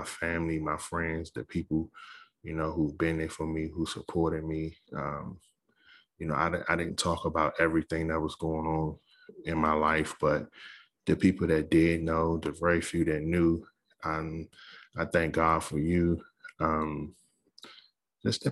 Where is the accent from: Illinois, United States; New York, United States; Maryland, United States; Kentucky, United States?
Maryland, United States; Capitol Heights; moved away; I grew up in Capitol Heights